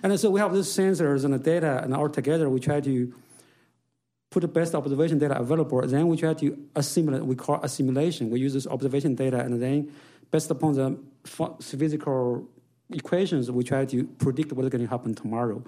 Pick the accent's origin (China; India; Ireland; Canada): China; now in United States; I grew up in China in a, in, in a farm